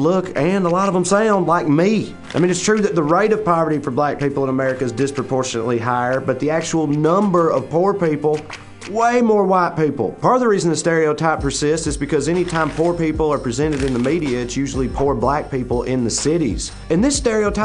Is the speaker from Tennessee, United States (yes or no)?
yes; Tennessee, United States; my home state of Tennessee